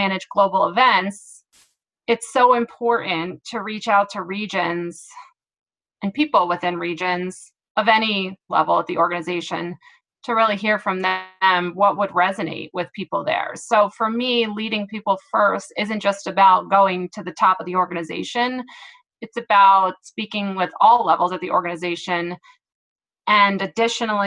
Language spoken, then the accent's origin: English; Philadelphia, Pennsylvania, United States; moved away as an adult; now in San Diego, United States; I am originally from Philadelphia and moved out to San Diego